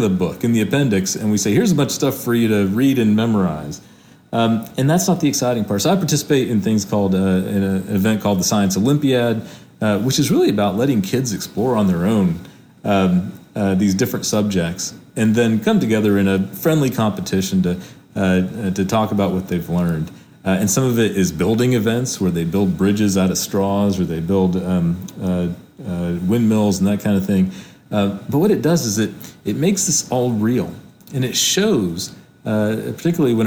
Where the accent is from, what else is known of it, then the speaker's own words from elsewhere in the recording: Hickory, North Carolina, United States; I grew up in Hickory, North Carolina, where most people worked in manufacturing.